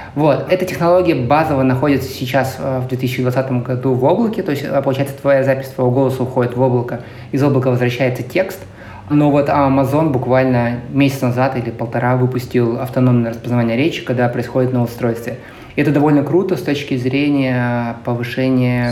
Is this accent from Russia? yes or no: yes; Krasnoyarsk, Krasnoyarsk Krai, Russia; moved away as an adult; also born or lived in Moscow; now in San Francisco, United States; Я родился и вырос в Красноярске